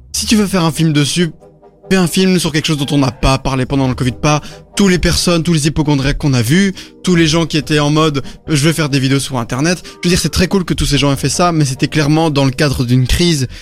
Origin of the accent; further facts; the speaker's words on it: Belgium; on est des Belges moyens